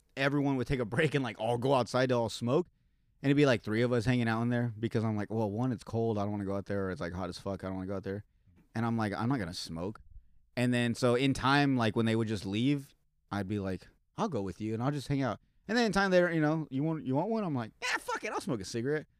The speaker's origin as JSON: {"language": "English", "town": "Yuma", "region": "Arizona", "country": "United States", "tie": "born or raised there"}